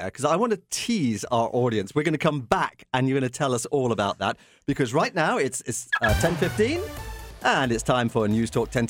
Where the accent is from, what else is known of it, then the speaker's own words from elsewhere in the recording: Canada; I'm proud of it as a Canadian